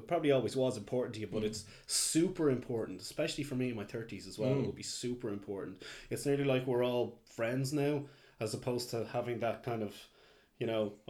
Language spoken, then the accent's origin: English; Dublin, Leinster, Ireland; also born or lived in Kildare; growing up in Dublin, and I was in Kildare in my later teens.